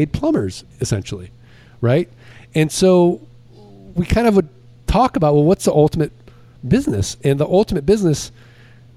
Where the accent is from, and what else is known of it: St. Louis, Missouri, United States